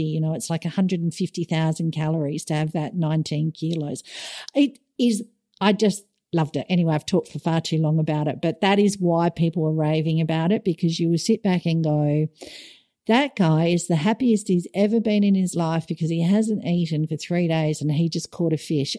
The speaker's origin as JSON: {"language": "English", "country": "Australia", "moved": "yes", "said": "as an Aussie"}